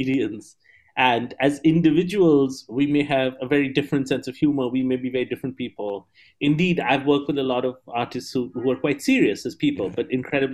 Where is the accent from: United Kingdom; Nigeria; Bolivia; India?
India; Kolkata, West Bengal; moved away as an adult; also born or lived in Columbus, Ohio, United States; I was born in Calcutta, India, which is in the eastern side of the country. I did my schooling in India